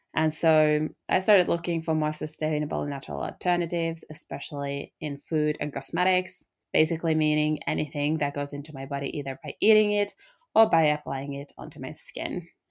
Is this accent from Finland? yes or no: yes; Finland; I come from Finland